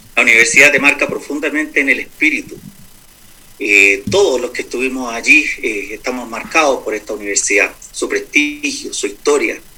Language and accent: Spanish; Santiago, Santiago Metropolitan Region, Chile; moved away as an adult; also born or lived in Peru / United States / Atacama; now in Copiapó, Chile; nací en Santiago, estudié mi enseñanza básica y la enseñanza media eh, allí en Santiago